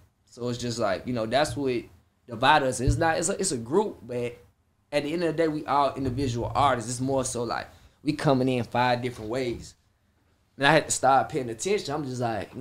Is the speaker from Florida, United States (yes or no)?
no; Atlanta, Georgia, United States; also born or lived in Columbia, South Carolina; born in Atlanta.